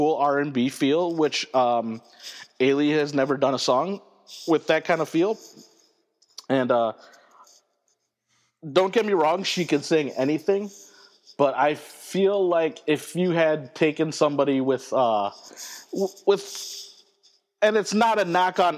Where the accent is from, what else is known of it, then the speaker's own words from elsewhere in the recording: United States; I as an American